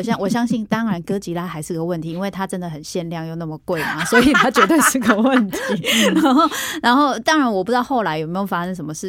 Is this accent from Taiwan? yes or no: yes; Taiwan; 我们就是台湾的文化